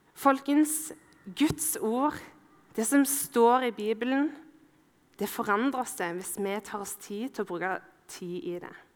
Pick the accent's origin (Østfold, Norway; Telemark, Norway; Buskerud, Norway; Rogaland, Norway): Rogaland, Norway; Ålgård; Ålgård, der jeg er fra.